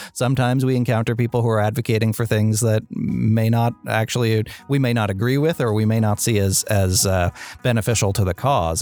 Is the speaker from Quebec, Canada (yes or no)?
no; Sydney, Nova Scotia, Canada; I grew up in Cape Breton, um, and, and Sydney in particular